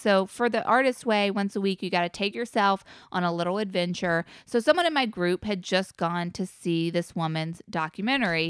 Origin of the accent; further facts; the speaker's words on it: North Carolina, United States; I'm from North Carolina